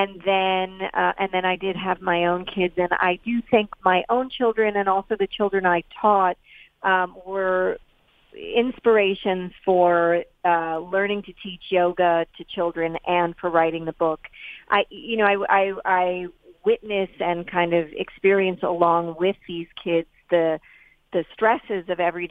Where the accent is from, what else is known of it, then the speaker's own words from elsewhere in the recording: New York City, New York, United States; also born or lived in East Hampton, New York; I grew up in New York City